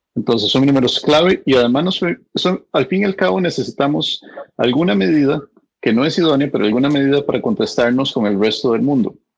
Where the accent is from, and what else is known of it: Costa Rica; now in United States